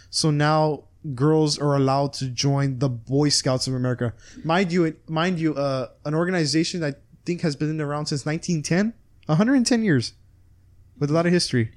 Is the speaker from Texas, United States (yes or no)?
yes; Texas, United States; we're from Texas